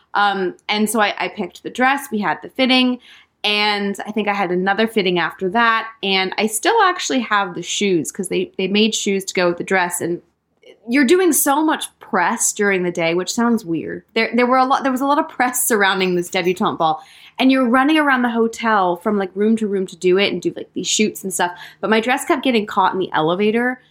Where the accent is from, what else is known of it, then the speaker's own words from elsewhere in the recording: West Sussex, South East England, United Kingdom; I was born in West Sussex in England, in the countryside, and I grew up there